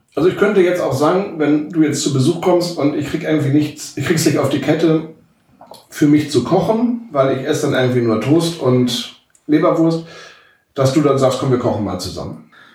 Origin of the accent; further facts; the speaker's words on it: Walsrode, Lower Saxony, Germany; wir kommen beide aus Walzrode